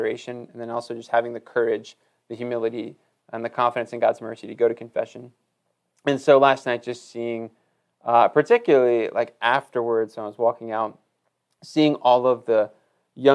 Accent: Wilmington, North Carolina, United States; moved away as an adult; also born or lived in Tennessee; I grew up in Wilmington, North Carolina

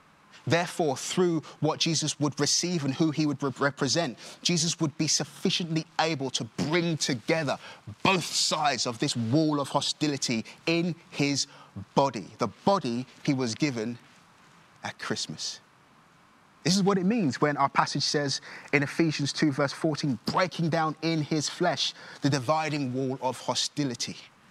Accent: Nigeria; born there; that I was born in Nigeria, but what I didn't mention is I'm also adopted

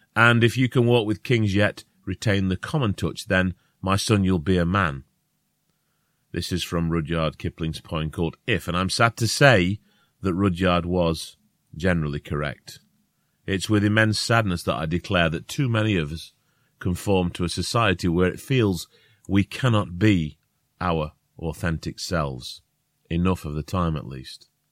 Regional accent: Northern England, United Kingdom; accent: northern; If we have a northern accent

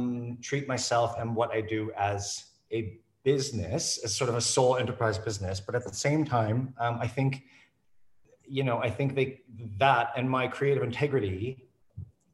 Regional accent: Canada; moved away as an adult; now in London, United Kingdom; I'm a Canadian artist. I'm actually now British as well, which I still find funny when I say out loud, but after 14 years, they let me in finally.

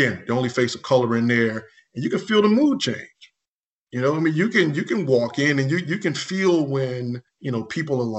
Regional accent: Baton Rouge, Louisiana, United States; also born or lived in New Orleans; I was born and raised in Baton Rouge, Louisiana

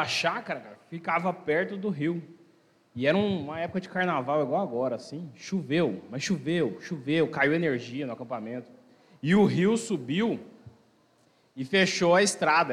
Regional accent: Minas Gerais, Brazil; also born or lived in Mato Grosso do Sul; now in São José do Rio Preto, Brazil; Lá em Minas, lá de onde eu sou.

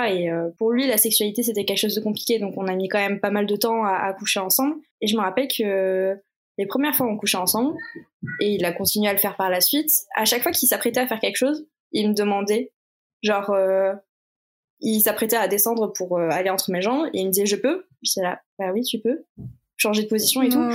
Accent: Toulouse, Occitania, France; moved away; also born or lived in Paris; à la base, je viens de Toulouse, j'habitais pas du tout Paris à cette époque-là

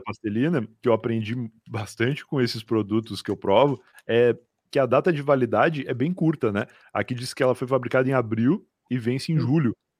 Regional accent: Rio Grande, Rio Grande do Sul, Brazil; now in São Paulo, Brazil; eu sou gaúcho, mas eu sou de Rio Grande. Rio Grande é uma cidade muito ao sul, né, do Rio Grande do Sul

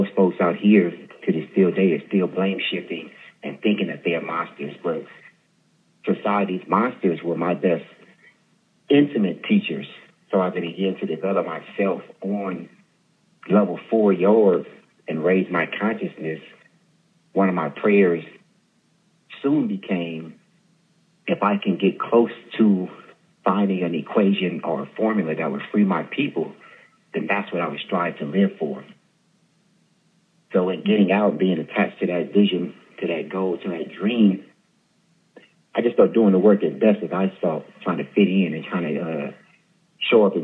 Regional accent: Stockton, California, United States; born and raised in Stockton, California

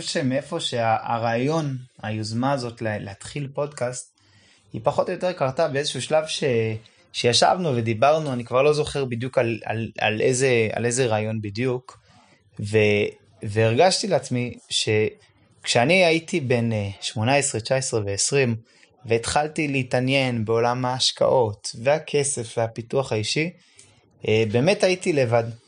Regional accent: Jerusalem, Jerusalem District, Israel; אני בן עשרים ותשע, אני מירושלים

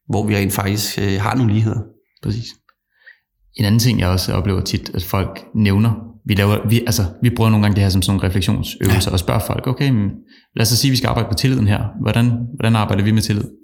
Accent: Copenhagen, Capital Region of Denmark, Denmark; vokset op inde på Rådhuspladsen og er københavner

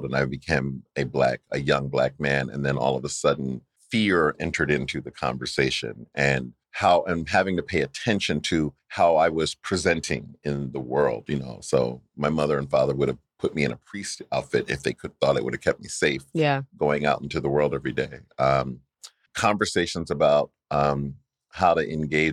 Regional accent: Wilmington, Delaware, United States; I grew up in the land of Joe Biden, mm-hmm. Wilmington, Delaware

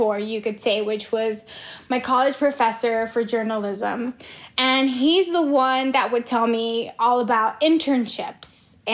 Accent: Los Angeles, California, United States; I grew up in Hollywood

